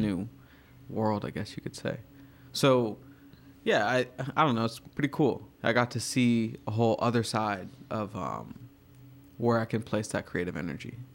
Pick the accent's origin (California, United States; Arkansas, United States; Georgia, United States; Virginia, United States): Virginia, United States; now in New York, United States; I grew up in Virginia